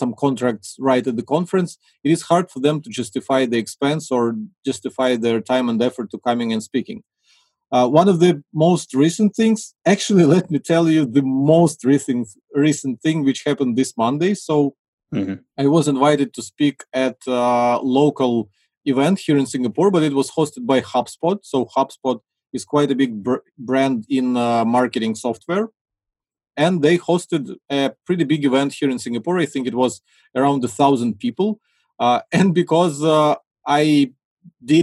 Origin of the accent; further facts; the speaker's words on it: Ukraine; I'm from Ukraine